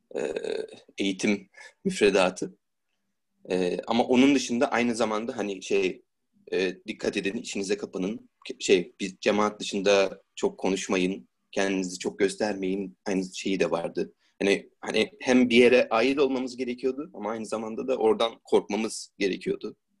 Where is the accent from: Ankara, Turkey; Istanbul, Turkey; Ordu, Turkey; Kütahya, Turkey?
Istanbul, Turkey; İstanbul'da doğdum, İstanbul'da büyüdüm